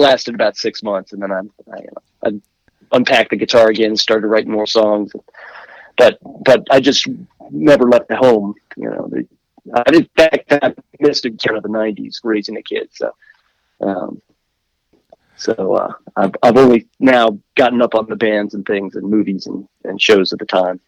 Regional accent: Washington, District of Columbia, United States; moved away; I was born in Washington D.C.

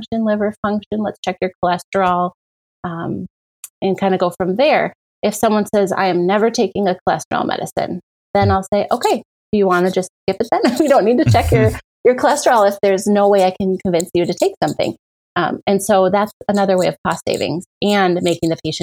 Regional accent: Menominee, Michigan, United States; now in Appleton, United States; I grew up in Menominee

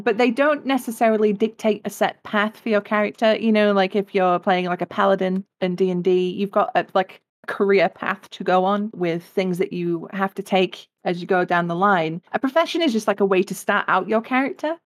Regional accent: England, United Kingdom; I come from England, uh, as you can probably tell by the accent

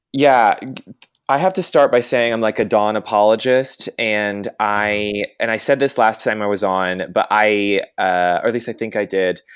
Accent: the South, United States; I grew up in the South

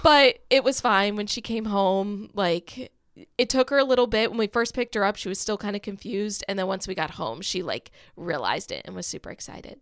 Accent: Kent Island, Maryland, United States; also born or lived in Salisbury, Maryland; I grew up on Kent Island, which Maryland has the Chesapeake Bay

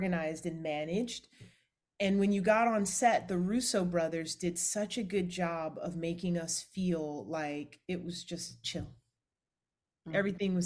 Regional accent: Atlanta, Georgia, United States; moved away as an adult; also born or lived in Los Angeles, California; now in Orlando, United States; I'm from Atlanta

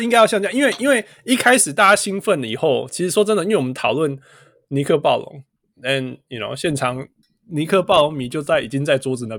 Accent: Taiwan; first language Taiwanese Hokkien; Chinese is a second language; 台湾话，我不讲台湾话，因为你没有那个环境，因为讲的人越来越少。但是，you know 当当我听到我的母语的时候，我会觉得我在家里

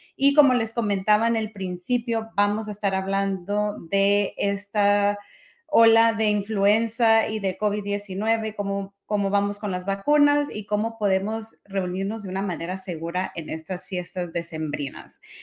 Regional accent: Mexico; yo soy mexicana

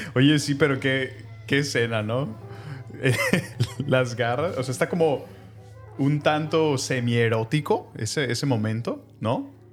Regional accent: Mexico

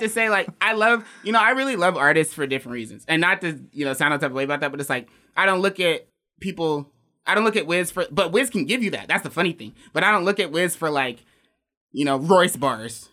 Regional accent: Alaska, United States; being from Alaska

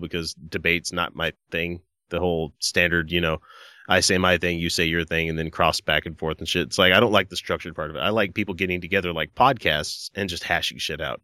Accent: Deep South, United States; moved away; I grew up deep south

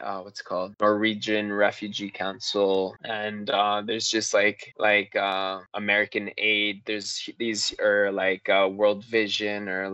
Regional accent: Canada; we're so blessed to be Canadian

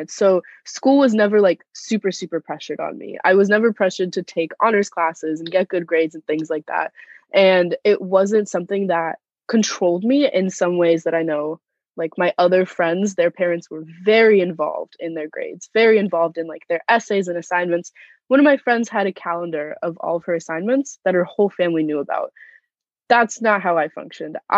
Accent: Moscow, Russia; born there; I was born in Moscow, Russia, and both of my parents are immigrants.

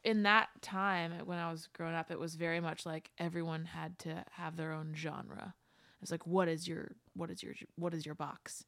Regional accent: West Chester, Pennsylvania, United States; moved away as an adult; also born or lived in Downingtown, Pennsylvania / Boston, Massachusetts; I grew up in Westchester

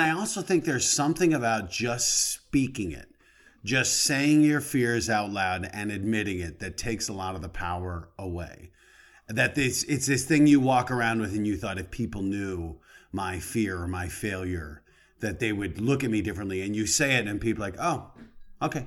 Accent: Colorado, United States; moved away as an adult; I grew up in Colorado

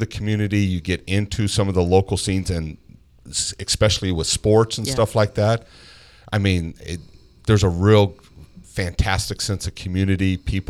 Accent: Las Vegas, Nevada, United States; We're two Vegas boys and grew up here.

